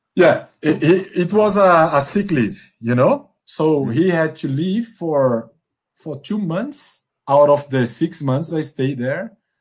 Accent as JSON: {"language": "English", "region": "Northeast Region", "country": "Brazil", "also_born_or_lived": "São Paulo / Angola", "second_language": "English", "moved": "yes", "said": "that I'm from the Northeast"}